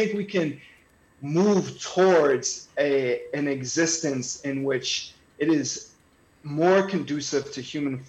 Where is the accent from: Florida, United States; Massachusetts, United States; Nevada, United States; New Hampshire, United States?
Massachusetts, United States; North Andover; because, you know, I was from North Andover, not feeling like I belonged there.